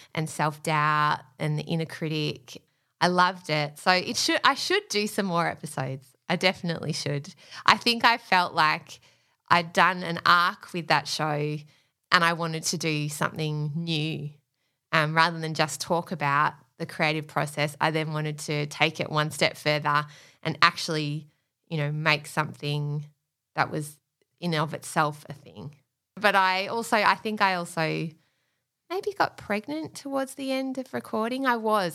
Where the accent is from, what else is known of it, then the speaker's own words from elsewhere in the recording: Australia; we're Australian